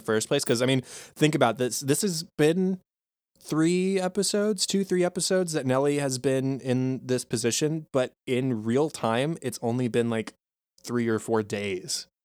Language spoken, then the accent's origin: English; United States; as an American